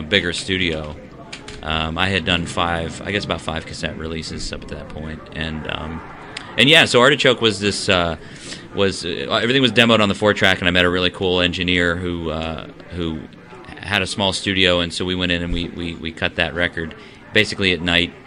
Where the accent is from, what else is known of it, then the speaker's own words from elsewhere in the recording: near Pittsburgh, Pennsylvania, United States; moved away as an adult; also born or lived in Nashville, Tennessee; I grew up near Pittsburgh